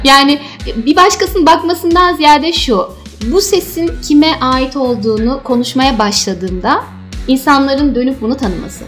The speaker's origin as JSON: {"language": "Turkish", "region": "Istanbul", "country": "Turkey", "tie": "born or raised there", "also_born_or_lived": "Kayseri", "said": "Doğma büyüme İstanbul'dayım"}